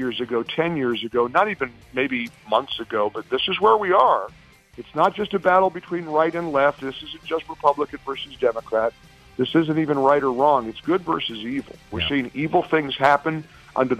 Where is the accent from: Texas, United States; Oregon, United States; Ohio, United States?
Ohio, United States; Dayton; moved away; growing up in Dayton